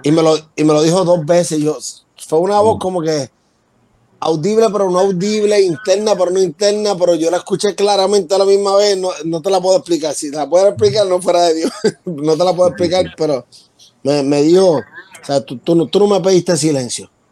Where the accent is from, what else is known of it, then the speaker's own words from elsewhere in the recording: Puerto Rico; Yo soy del área de Cantera